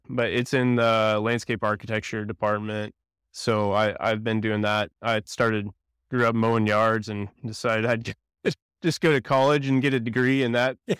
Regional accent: Edmond, Oklahoma, United States; also born or lived in Stillwater, Oklahoma; I was born and raised in Edmond. I lived here f, all my life pretty much

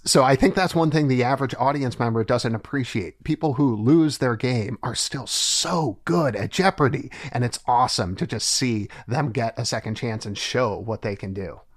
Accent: Ohio, United States; born or raised there; moved away as an adult; now in New Haven, United States

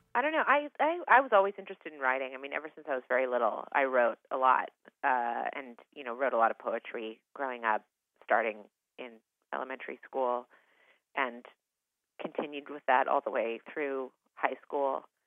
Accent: Eugene, Oregon, United States; I grew up in Eugene, Oregon

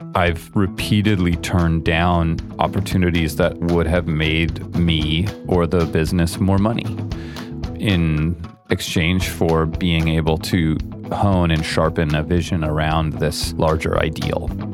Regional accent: San Francisco, California, United States; also born or lived in Iowa City, Iowa; I grew up in San Francisco, in the Bay Area. I was born in Iowa, an Iowa city

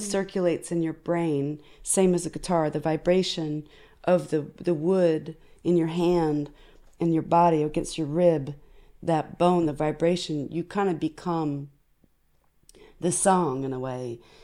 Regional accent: United States; as an American

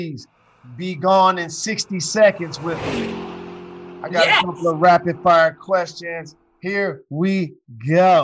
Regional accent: Detroit, Michigan, United States; I'm from Detroit

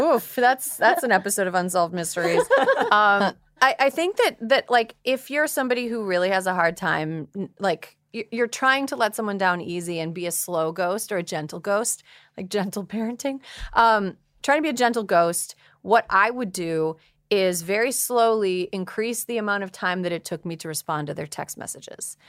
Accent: Long Island, New York, United States; I grew up in Long Island, New York

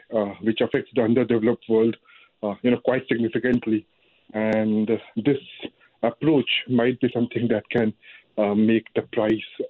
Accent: India; now in Canada; I come from India.

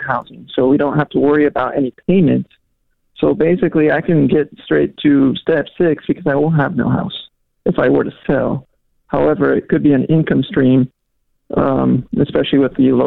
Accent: Puerto Rico; now in Jacksonville, United States; I'm actually from Puerto Rico

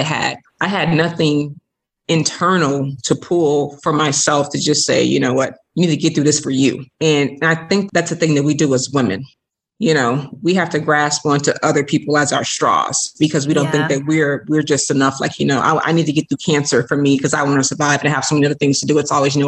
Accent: Chicago, Illinois, United States; I was born and raised in Chicago

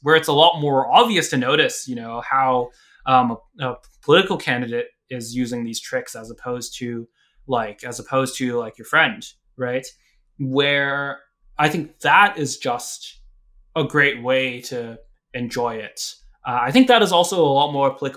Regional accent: United States; also born or lived in Hong Kong (ancestry); I was born here

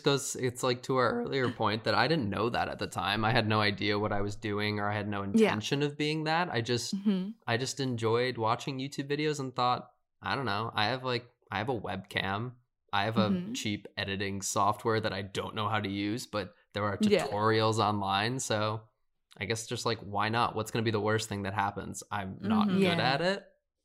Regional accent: Midwest, United States; now in Los Angeles, United States; I was from the Midwest too, so no one had a fashion sense.

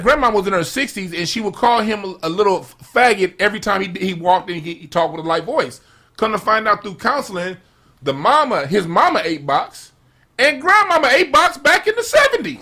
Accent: Los Angeles, California, United States; I grew up in South Central

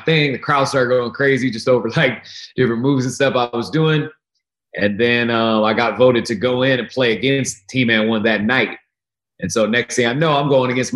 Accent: Oregon, United States; Portland, Oregon, my home state

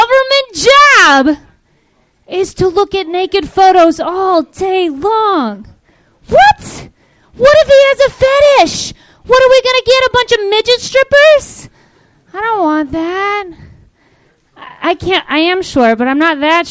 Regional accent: Canada; I'm Canadian

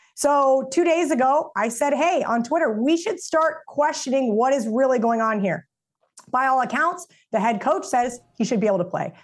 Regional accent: Manhattan, Kansas, United States; My entire existence in growing up in Manhattan was surrounded around this university

